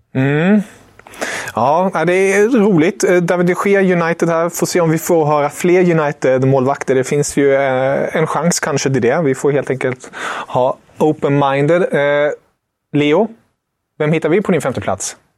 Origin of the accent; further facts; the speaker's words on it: Germany; moved away; som tysk